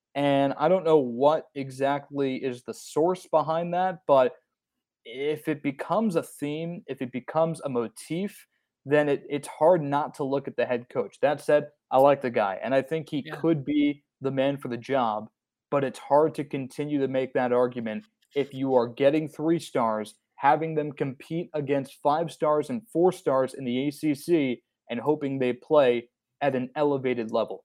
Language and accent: English; Essex County, New Jersey, United States; I am from New Jersey